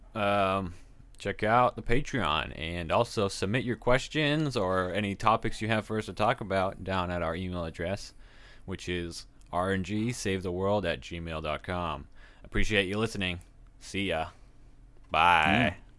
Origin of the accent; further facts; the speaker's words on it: Texas, United States; I'm from Texas